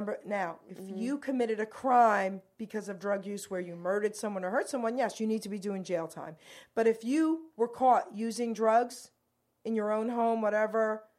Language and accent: English; Robbinsville, New Jersey, United States; I'm from Robbinsville.